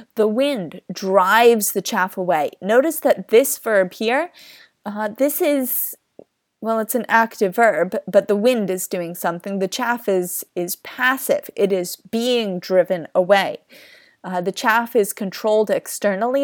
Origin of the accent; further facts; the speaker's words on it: Kansas, United States; I grew up in the Kansas wheat fields